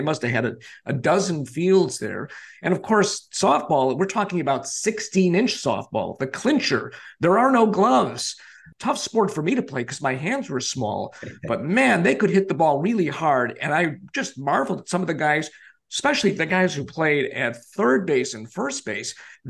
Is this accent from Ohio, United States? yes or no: no; Chicago, Illinois, United States; growing up in the Chicago area.